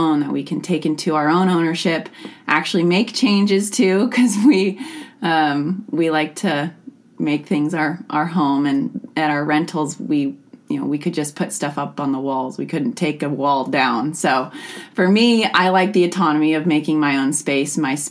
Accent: Skagit County, Washington, United States; also born or lived in Bellingham, Washington; I was born and raised in Skagit, and so I have some really strong hometown roots here

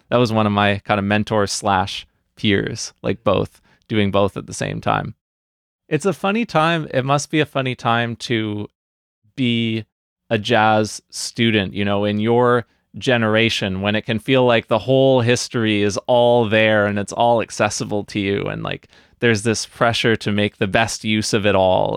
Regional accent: New Westminster, British Columbia, Canada; my hometown of New Westminster, B C

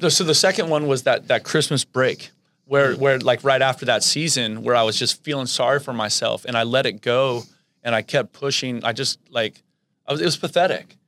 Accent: the Bay Area, California, United States; I grew up in the Bay, and, you know, I grew up going to San Jose State games.

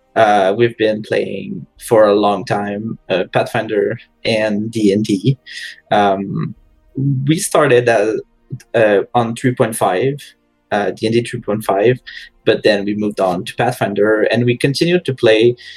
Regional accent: Quebec, Canada; most of us are from Quebec

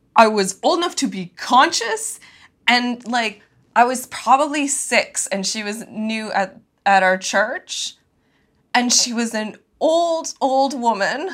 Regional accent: Canada; first language English; I was born in Canada

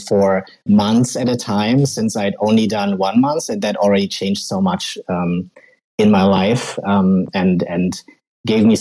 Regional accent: western Germany, Germany; English is a second language; I'm from Germany, Western Germany, very close to the Netherlands.

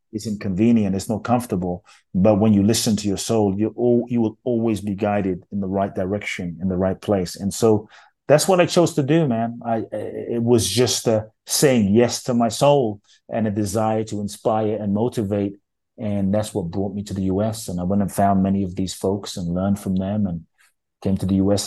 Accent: London, United Kingdom; born or raised there; also born or lived in Ghana

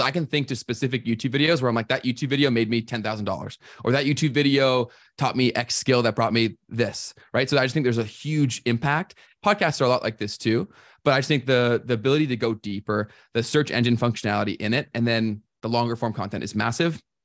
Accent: Toronto, Ontario, Canada; I was born and raised in, around Toronto.

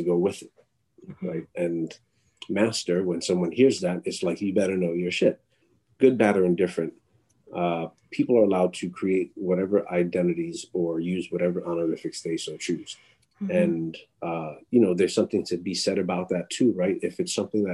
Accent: New York City, New York, United States; also born or lived in Miami, Florida; I'm of Latinx heritage and culturally from New York City

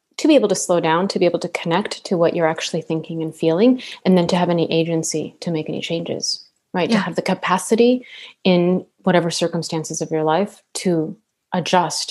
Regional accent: La Paz, Bolivia; moved away; also born or lived in South America; La Paz, which is where I'm from.

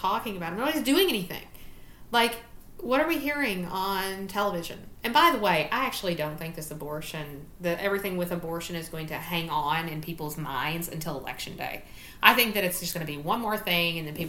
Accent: Council, Virginia, United States; also born or lived in Spring, Texas; I'm from Council, Virginia, right? That's my hometown.

